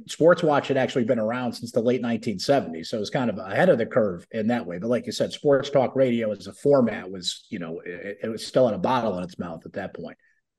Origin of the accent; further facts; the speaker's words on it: Central New York, United States; also born or lived in Buffalo, New York; I grew up here in Central New York. I went to Bishop Ludden High School